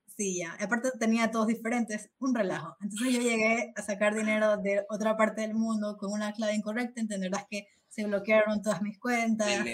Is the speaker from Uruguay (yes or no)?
no; Ecuador; moved away as an adult; now in Spain; soy de Ecuador